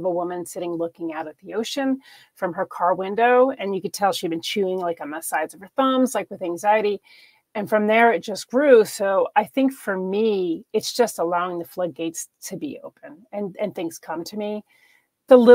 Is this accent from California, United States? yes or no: no; New York, United States; I'm originally from New York.